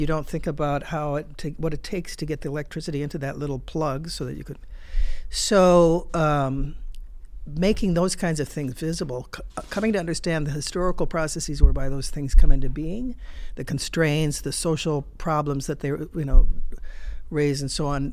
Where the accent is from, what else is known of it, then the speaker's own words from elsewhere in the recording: United States; as a, a foreigner and certainly as an American